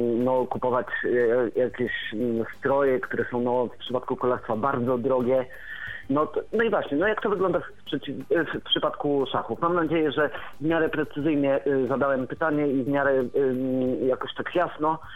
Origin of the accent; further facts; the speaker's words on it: Warmian-Masurian Voivodeship, Poland; jestem z Warmii i Mazur